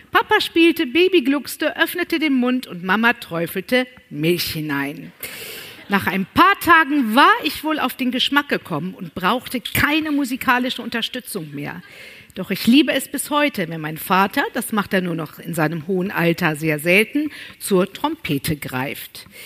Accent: North Rhine-Westphalia, Germany; Aber ich bin ja auf dem Land groß geworden, im Sauerland.

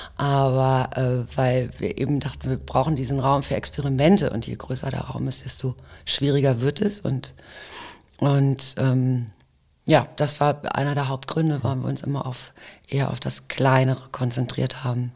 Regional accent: Hamburg, Germany; ich bin aber in Hamburg geboren mhm. und ähm, bin auf jeden Fall auch irgendwie im Herzen Hamburgerin

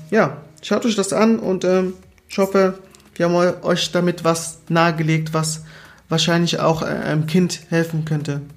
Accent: Southern Germany, Germany; also born or lived in Angola; ich komme ja aus Süddeutschland

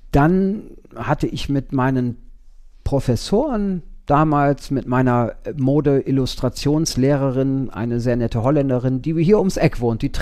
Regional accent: East Los Angeles, California, United States; ich komme nicht aus Wien. Ich komme aus East Los Angeles.

